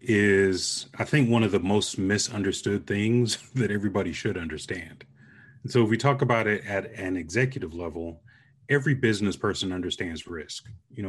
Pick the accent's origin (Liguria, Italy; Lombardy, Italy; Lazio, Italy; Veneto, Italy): Veneto, Italy; Vicenza; born there; So our family joke is that I was produced in Vicenza, Italy, because both of my parents were stationed there.